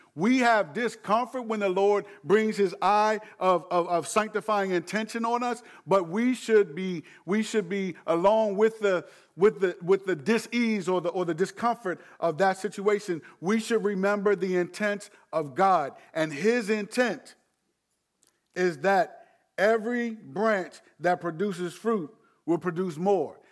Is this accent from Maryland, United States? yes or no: yes; Landover, Maryland, United States; moved away; Growing up in Landover, I, I, I appreciate ride or die. But I'm not only from Landover now.